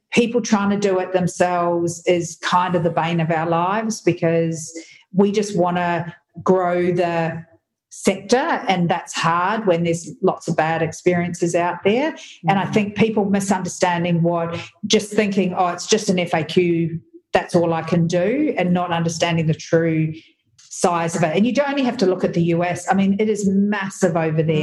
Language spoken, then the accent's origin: English; New Zealand; I'm a New Zealander